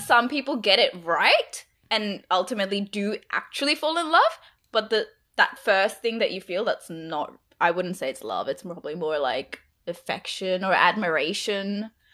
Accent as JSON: {"language": "English", "town": "Brisbane", "region": "Queensland", "country": "Australia", "tie": "born or raised there", "also_born_or_lived": "India", "moved": "as an adult", "lives_now": "Melbourne, Australia", "said": "I grew up in Brisbane. I'm from India. Grew up in Brisbane."}